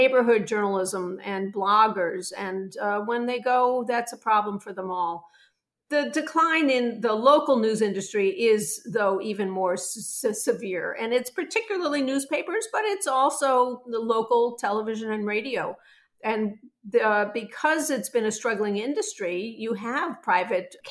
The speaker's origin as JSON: {"language": "English", "town": "Chicago", "region": "Illinois", "country": "United States", "said": "I'm from Chicago, Illinois"}